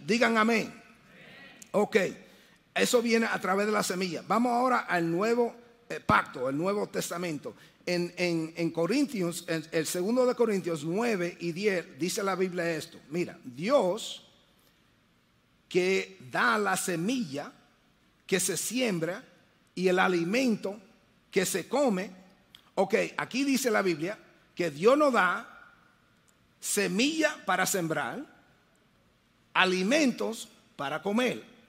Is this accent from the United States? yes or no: yes; New York City, New York, United States; also born or lived in Dominican Republic; yo soy el primero de la familia mía nacido en los Estados Unidos. Entonces, yo me crié en Brooklyn.